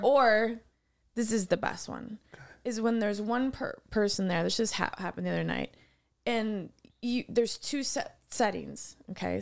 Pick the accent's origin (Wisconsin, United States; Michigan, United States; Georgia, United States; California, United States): Wisconsin, United States; I'm from Wisconsin.